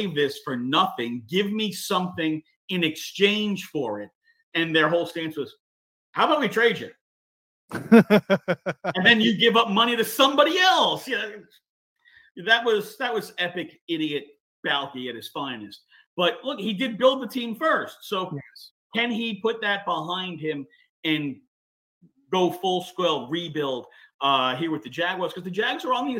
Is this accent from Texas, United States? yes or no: no; New York, United States; now in Houston, United States; I'm from New York and I grew up a Giants fan